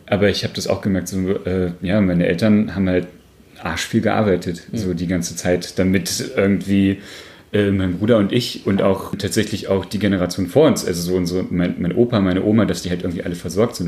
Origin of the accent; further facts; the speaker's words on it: Saxony-Anhalt, Germany; ganz ursprünglich kommen wir nämlich beide aus Sachsen-Anhalt